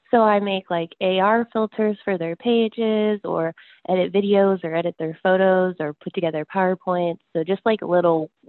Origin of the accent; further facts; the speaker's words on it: San Diego, California, United States; I'm from San Diego, California.